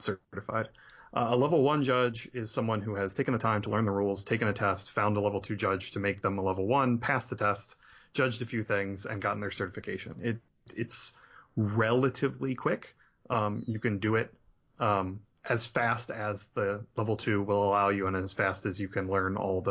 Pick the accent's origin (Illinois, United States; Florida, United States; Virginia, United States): Virginia, United States; Virginia Beach; I'm from Virginia Beach, Virginia